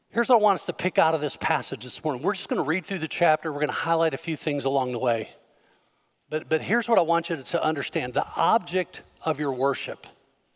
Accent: Northern Illinois, United States; I grew up in Northern Illinois

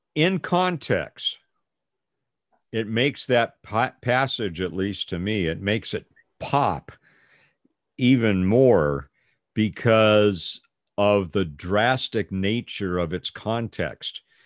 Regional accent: United States; I'm an American

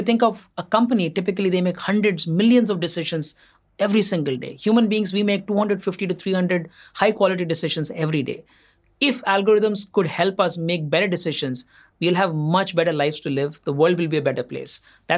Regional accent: Assam, India; also born or lived in Andhra Pradesh; I started off in Assam. I was born in Andhra Pradesh. My parents are from Andhra Pradesh. But my father used to work for an oil company. My early years I spent in Assam

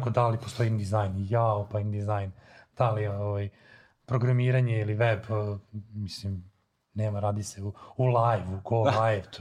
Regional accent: Serbia; kod nas u Srbiji

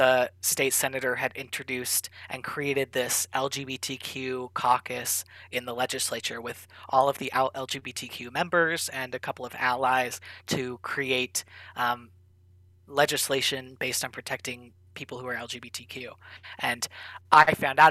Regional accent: Oregon, United States; moved away as an adult; from Oregon, growing up in Oregon

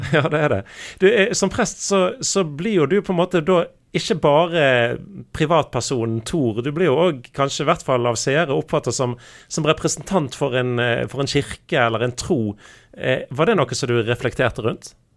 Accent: Norway; nordmenn flest, undertegnede inkludert

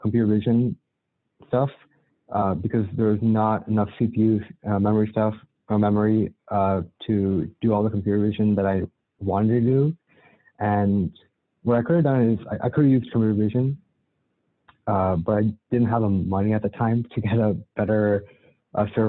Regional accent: Cupertino, California, United States; I'm from the Bay Area, specifically Cupertino

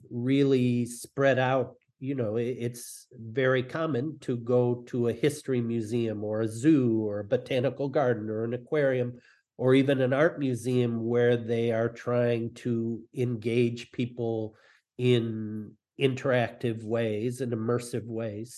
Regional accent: Detroit, Michigan, United States; I grew up in Detroit

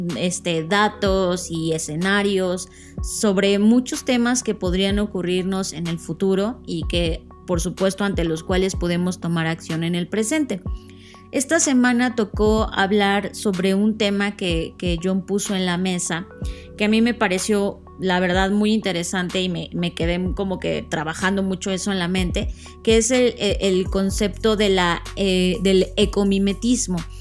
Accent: Mexico; somos mexicanos

